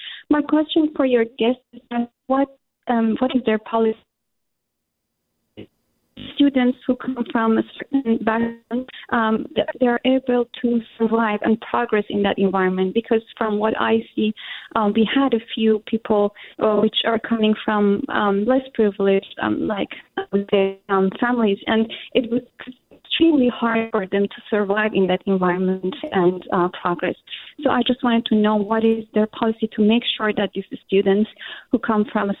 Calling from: San Francisco, California, United States; I'm calling from San Francisco.

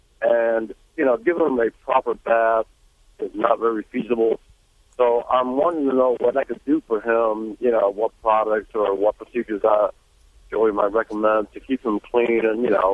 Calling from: Lake Park, Georgia, United States; right now I'm in Lake Park, Georgia.

